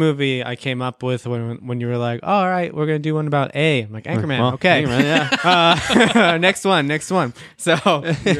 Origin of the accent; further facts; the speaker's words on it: Pennsylvania, United States; now in Japan; I live in Japan. I'm originally from Pennsylvania.